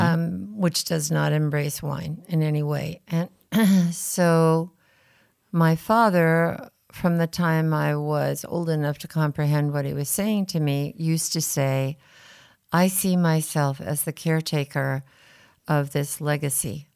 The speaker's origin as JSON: {"language": "English", "town": "Rutherford", "region": "California", "country": "United States", "tie": "born or raised there", "said": "at Inglenook from three days after I was born"}